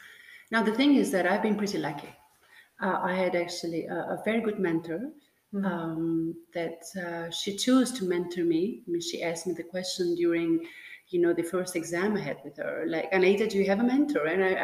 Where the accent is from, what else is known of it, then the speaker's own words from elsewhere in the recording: Tirana, Tirana County, Albania; English is a second language; moved away as an adult; now in Belgium; So my origin, I'm born in Tirana, Albania. But what I was saying, you know, when we were talking earlier on, is that I come actually from the Balkan, right? Because part of my family actually is in Macedonia. You know, I have roots